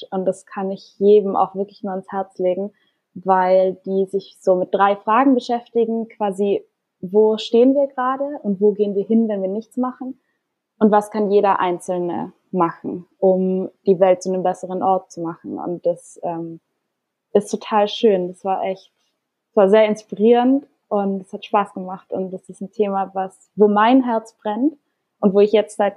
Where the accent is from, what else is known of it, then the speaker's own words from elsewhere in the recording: Austria; Also ich komme ursprünglich aus Österreich und meine Familie ist auch in Innsbruck gerade